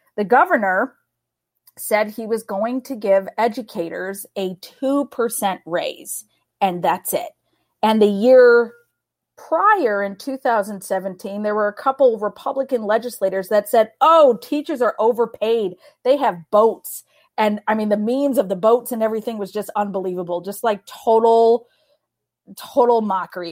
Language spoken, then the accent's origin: English; Chicago, Illinois, United States; moved away as an adult; now in Arizona, United States; I'm from Chicago.